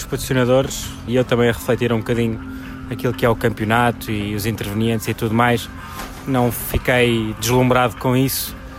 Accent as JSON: {"language": "Portuguese", "country": "Portugal", "said": "estou satisfeito de ser melhor português, é sempre um orgulho como português"}